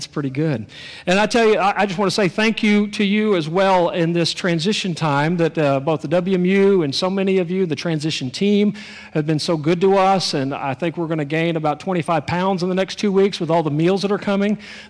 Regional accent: Texas, United States; My wife's originally from Texas. I'm originally from Texas. I've moved around a whole bunch.

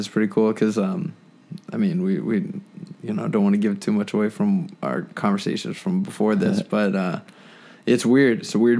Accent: Wisconsin, United States; born there; also born or lived in Italy / Kansas, United States; So I was born in Wisconsin, and my parents had me there, of course, and then my dad joined the Army

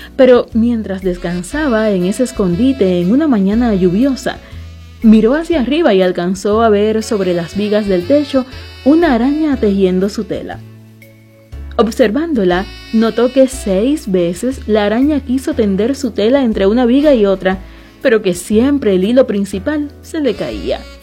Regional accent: Cuba; Somos gente de Cuba

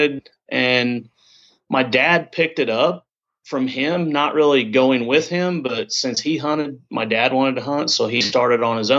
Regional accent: Southern Illinois, United States; I'm from Southern Illinois, actually straight east of St. Louis, about an hour and a half. Grew up here

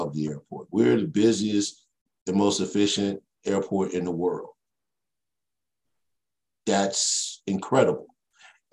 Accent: Chicago, Illinois, United States; also born or lived in Mississippi; I was born in Chicago, Illinois

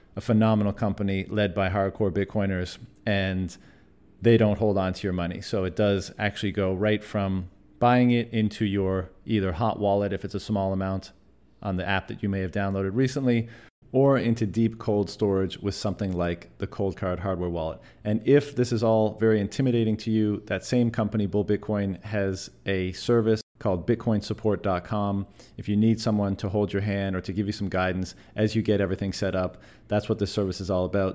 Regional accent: Canada; moved away as an adult; my home country of Canada

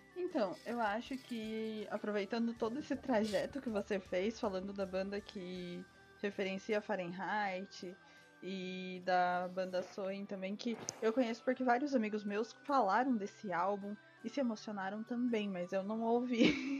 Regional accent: Paraná, Brazil; eu sou paranaense

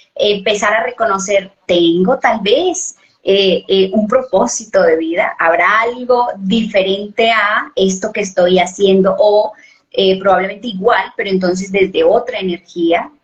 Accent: Colombia; yo soy de Colombia, vivo en Colombia

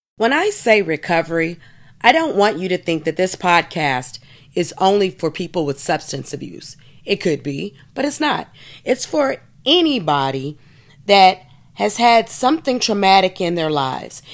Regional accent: United States; I'm American

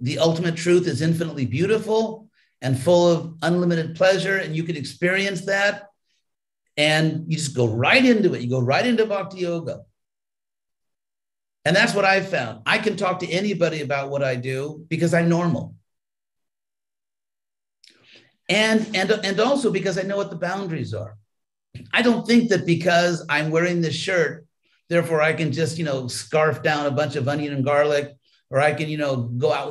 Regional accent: California, United States; I was from California

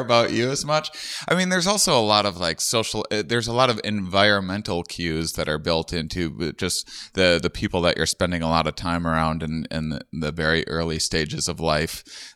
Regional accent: Wisconsin, United States; moved away; also born or lived in Austin, Texas; I'm from Wisconsin.

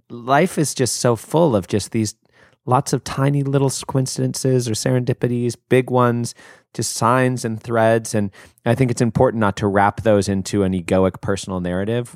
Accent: United States; me as an American

